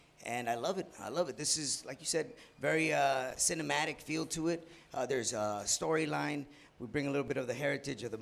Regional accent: San Diego, California, United States; the area code of my hometown, 619

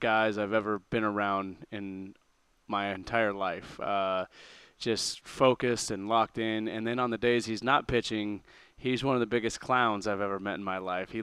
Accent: Long Beach, California, United States; I grew up in Long Beach

